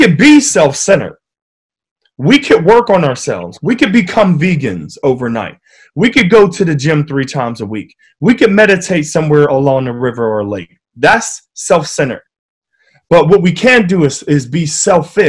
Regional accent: Wilkinsburg, Pennsylvania, United States; growing up in Wilkinsburg, it was a tough city, you know, a tough town

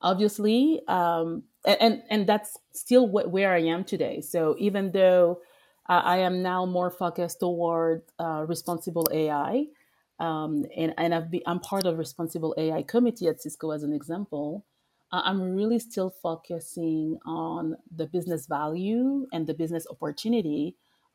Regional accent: France; accent: French; English is a second language; moved away as an adult; also born or lived in Paris / Congo DRC (ancestry); now in United States; I was actually born and raised in France and I used to live in Paris

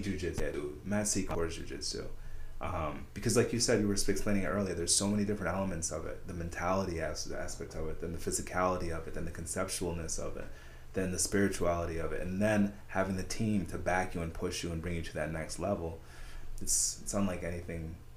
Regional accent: Saratoga, United States; I grew up in Saratoga

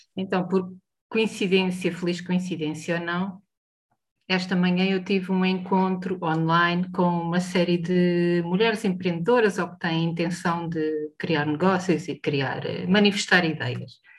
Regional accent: Portugal; Como portuguesas e como europeias

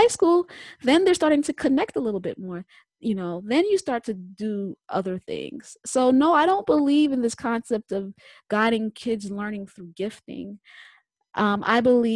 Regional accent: New York, United States; I'm from New York.

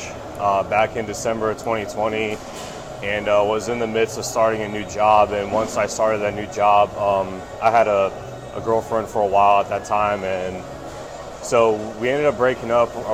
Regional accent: Tampa, Florida, United States; born and raised in Tampa, Florida. Went to high school down here

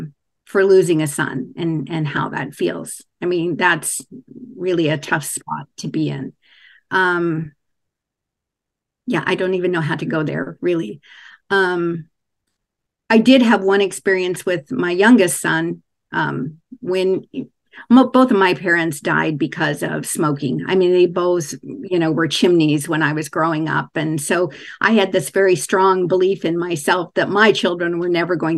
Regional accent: Kansas, United States; I was raised in Kansas

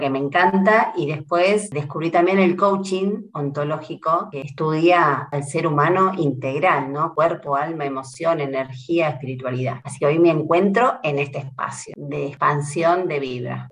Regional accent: Trelew, Chubut, Argentina; now in Buenos Aires, Argentina; oriunda de Trelew, Chubut, Patagonia, Argentina

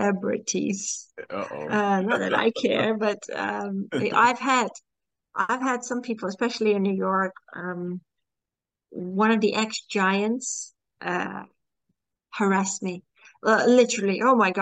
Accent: Singapore; also born or lived in Malaysia; Yeah, I grew up in Singapore, Malaysia, so that's different too.

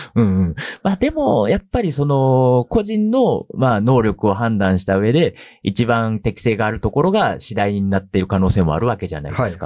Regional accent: Tamba, Hyogo, Japan; now in Tokyo, Japan; 出身は兵庫県の丹波っていうところで本当に山の中でもうものすごい田舎なんですけれども

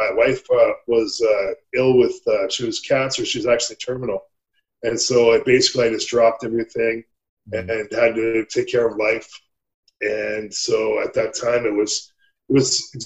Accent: Red Deer, Calgary, Alberta, Canada; I grew up in Red Deer in Calgary. I grew up in Alberta. I'm an Alberta boy.

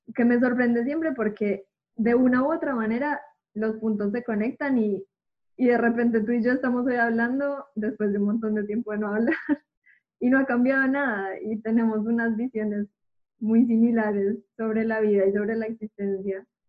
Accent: Medellín, Antioquia, Colombia; moved away as an adult; now in Buenos Aires, Argentina; estando ya casi seis años fuera de Colombia, como que seguía presente en Medellín

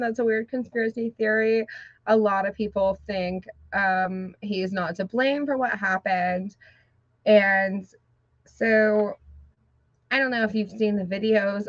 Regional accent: Georgia, United States; moved away; I'm from Georgia. I'm from like trailer parks

